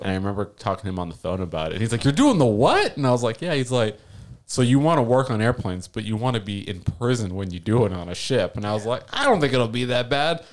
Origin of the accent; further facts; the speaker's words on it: South Florida, United States; moved away; also born or lived in Washington; I'm from South Florida